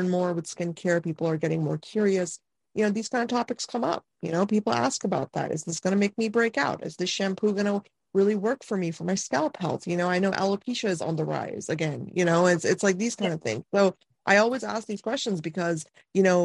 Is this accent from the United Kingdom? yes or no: no; India; moved away; I'm from India